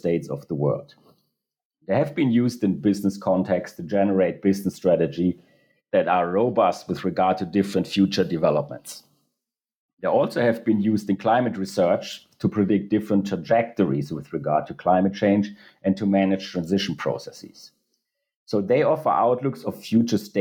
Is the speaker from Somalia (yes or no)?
no; Germany; in Europe, where I'm coming from Germany